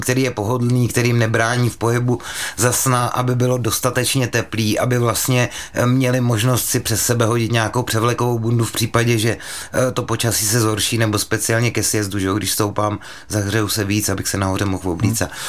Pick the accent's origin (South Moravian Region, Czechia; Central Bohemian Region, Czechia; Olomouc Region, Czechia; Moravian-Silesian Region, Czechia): Central Bohemian Region, Czechia; Mělník; původem jsem z Mělníka, byly tam školy a na každé škole byla půjčovna lyží